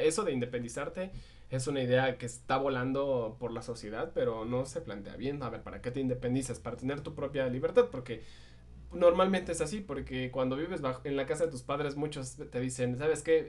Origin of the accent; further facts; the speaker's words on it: Michoacán, Mexico; Morelia es la capital de nuestro estado